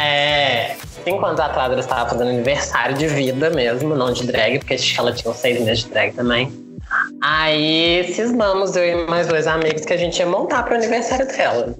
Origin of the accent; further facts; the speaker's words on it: Brazil; A gente é brasileira